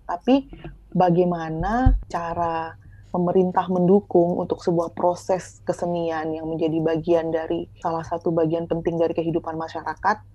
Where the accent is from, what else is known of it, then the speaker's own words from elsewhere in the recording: West Nusa Tenggara, Indonesia; mungkin sudah cukup lebih maju gitu ya daripada di daerah saya di Sumbawa. Dan ketika saya balik kampung lagi